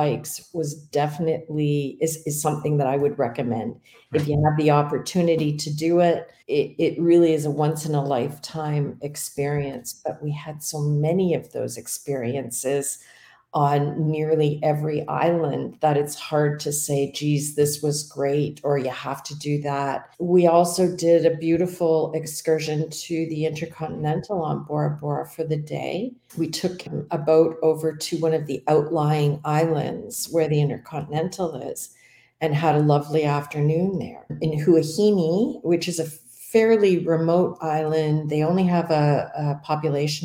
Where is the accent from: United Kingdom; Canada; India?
Canada; As a Canadian